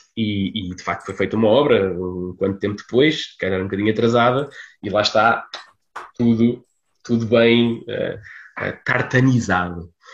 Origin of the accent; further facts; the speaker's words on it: Portugal; moved away; vilas, como a, a, minha, onde eu, onde eu cresci, não, não onde eu nasci, mas onde, onde eu cresci